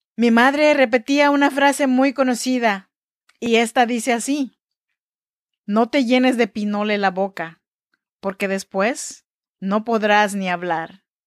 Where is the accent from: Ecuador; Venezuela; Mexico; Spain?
Mexico; Chinantec region, Oaxaca; now in Sacramento, United States; Yo soy mexicana, oaxaqueña de la región chinanteca